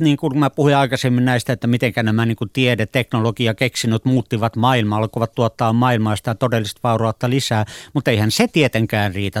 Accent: Finland; mun lapsuudessa esimerkiksi Suomessa

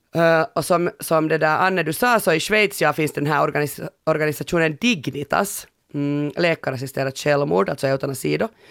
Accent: Finland; hemma i Finland

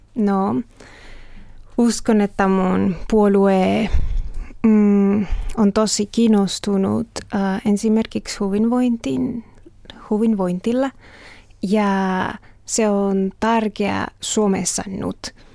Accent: Mexico; Finnish is a second language; now in Finland; olen Meksikosta

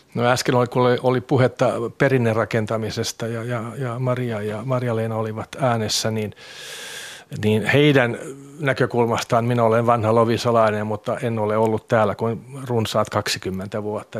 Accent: Vantaa, Uusimaa, Finland; Finnish is a second language; moved away as an adult; now in Loviisa, Finland; tulen Tikkurilasta ja, ja sitä Tikkurilaa, jossa minä kasvoin

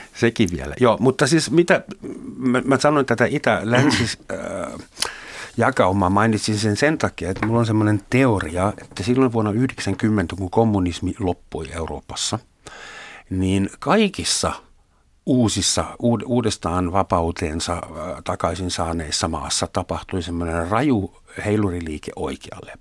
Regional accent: Germany; first language German; Finnish is a second language; now in Finland; entinen kotimaani

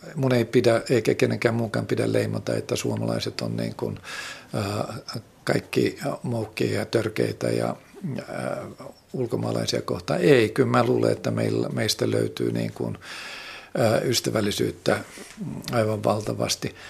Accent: Finland; moved away; also born or lived in Benin

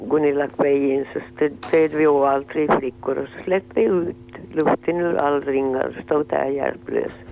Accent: Munsala, Ostrobothnia, Finland; Jag är från Munser

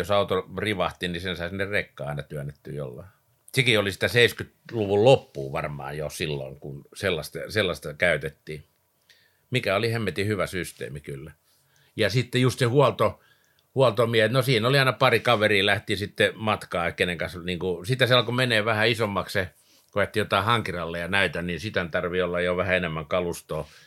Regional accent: Vantaa, Uusimaa, Finland; also born or lived in Lapinjärvi / Porlammi; sitten tultiin tänne Vantaalle ja tuossa Siltamäessä oikeastaan alkoi niin kuin mun ura täällä pääkaupunkiseudulla

